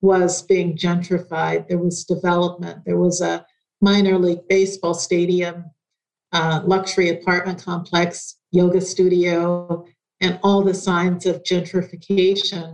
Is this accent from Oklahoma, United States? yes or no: yes; Oklahoma City, Oklahoma, United States; also born or lived in Tulsa; I was born in Oklahoma City